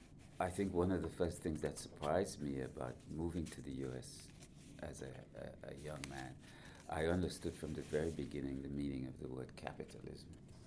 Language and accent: English; Trinidad & Tobago; also born or lived in United Kingdom / United States / Canada / Germany; But deep down, I feel like I'm a Trinidadian. But ironically, when I go back to Trinidad, some people say to me, are you from here?